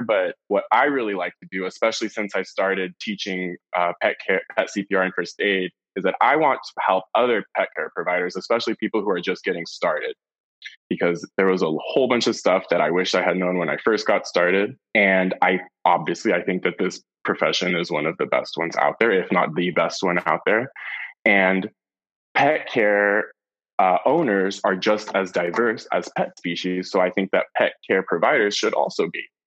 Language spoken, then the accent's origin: English; San Francisco, California, United States; also born or lived in Los Angeles / Santa Barbara; I was born and raised in San Francisco, and then I moved to Los Angeles to go to college